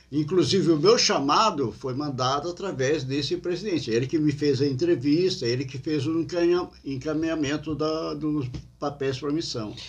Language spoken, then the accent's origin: Portuguese; Criciúma, Santa Catarina, Brazil; also born or lived in Portugal; como brasileiro aqui em Criciúma